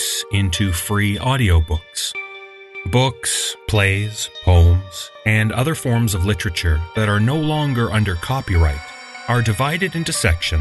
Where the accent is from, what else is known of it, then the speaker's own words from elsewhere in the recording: Canada; I'm a guy from Canada